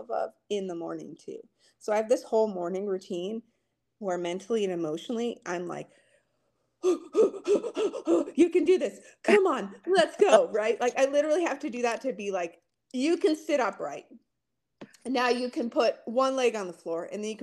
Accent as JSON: {"language": "English", "region": "rural Montana", "country": "United States", "tie": "born or raised there", "said": "I'm so far from anything in my hometown in rural Montana where I'm from"}